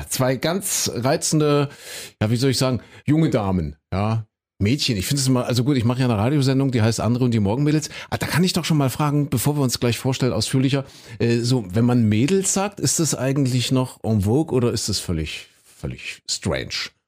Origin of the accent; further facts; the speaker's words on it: Köthen, Saxony-Anhalt, Germany; Das ist ja meine alte Heimat. Ich komme ja aus Köthen, aus Kuhköthen haben wir gesagt.